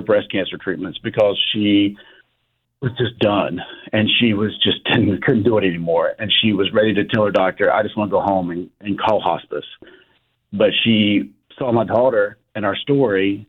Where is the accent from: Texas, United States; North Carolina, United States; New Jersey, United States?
North Carolina, United States; King; the one in King tonight because that's my hometown